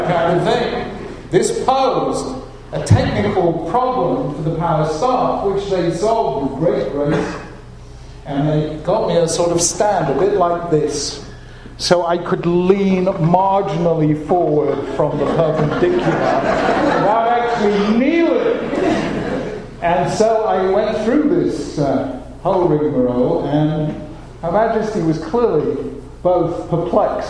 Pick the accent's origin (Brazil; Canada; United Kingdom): United Kingdom; London; I and my brothers growing up in London, in a really non-Jewish world